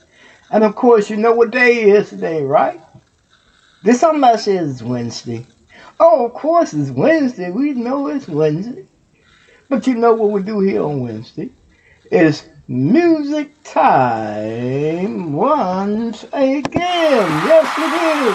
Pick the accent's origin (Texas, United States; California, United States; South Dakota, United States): Texas, United States; Houston; now in Ohio, United States; Houston, Texas, you my hometown